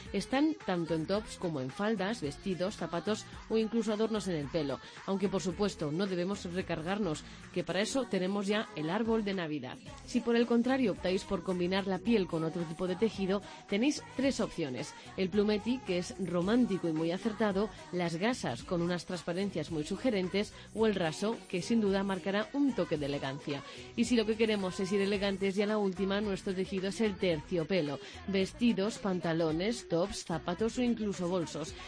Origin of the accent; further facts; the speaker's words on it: Pamplona, Navarre, Spain; yo soy de Pamplona y nosotros en Nochevieja nos disfrazamos